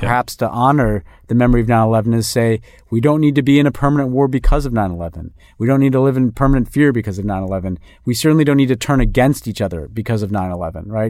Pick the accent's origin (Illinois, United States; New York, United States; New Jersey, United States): New York, United States; moved away; I'm a New Yorker